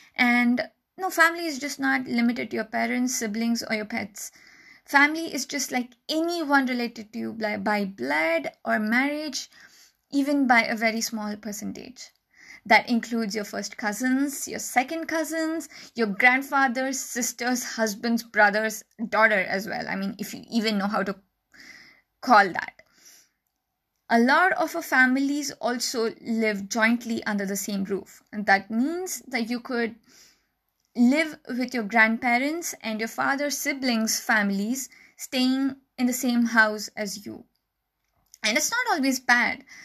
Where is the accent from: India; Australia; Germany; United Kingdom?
India; being an Indian